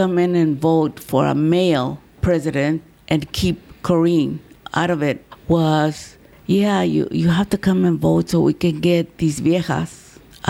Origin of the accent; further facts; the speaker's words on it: Los Angeles, California, United States; also born or lived in Dunsmuir, California / Hollywood; I grew up in Boyle Heights